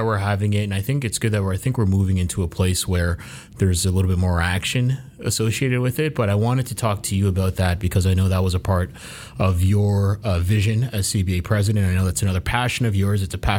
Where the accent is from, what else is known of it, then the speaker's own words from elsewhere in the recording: Halifax, Nova Scotia, Canada; also born or lived in Toronto; So when my family, we were born in Toronto, I was born in Toronto, and we moved to Halifax, and my mother was working.